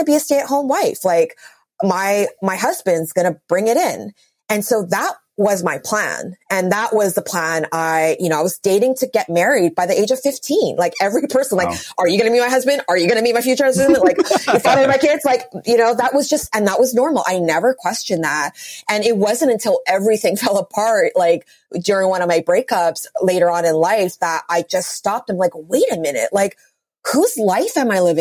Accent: Vancouver, British Columbia, Canada; moved away as an adult; also born or lived in New York City; born and raised in Vancouver, and all of my friends here are married with children

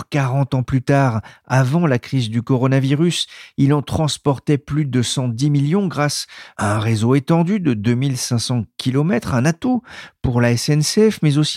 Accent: Amiens, Hauts-de-France, France; born there; si je suis né à Amiens, c'est que mon grand-père était cheminot

